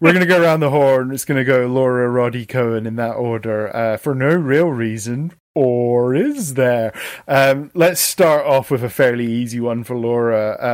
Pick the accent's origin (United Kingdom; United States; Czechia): United Kingdom; Stirling, Scotland; moved away; My hometown of Stirling, Scotland